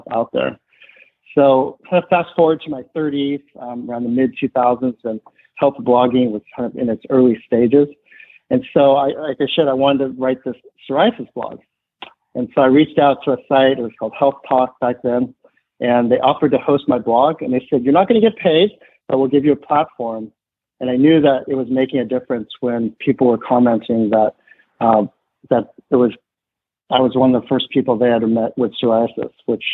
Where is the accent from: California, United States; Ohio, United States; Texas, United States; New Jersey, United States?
California, United States; suburbs of the San Francisco Bay Area; I was born in the States, first one of my family, either side born outside of China and Taiwan